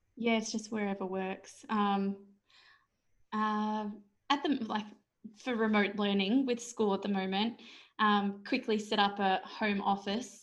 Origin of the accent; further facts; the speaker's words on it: Australia; as an Aussie author